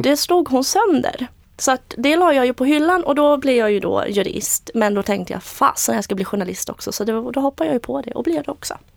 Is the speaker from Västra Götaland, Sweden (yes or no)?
no; Eksjö, Jönköping County, Sweden; also born or lived in Moscow, Russia; Jag är född i Moskva och uppvux, uppvuxen i Småland, Eksjö